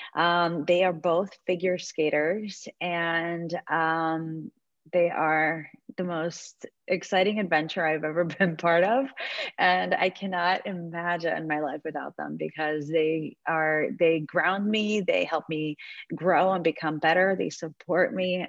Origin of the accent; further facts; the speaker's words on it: Belarus; also born or lived in New York; now in Florida, United States; my ex husband is from um, Belarus, like myself